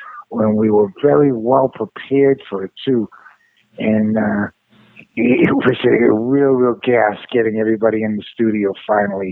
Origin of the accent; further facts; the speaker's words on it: Revere, Massachusetts, United States; I'm from Boston, and I grew up in Revere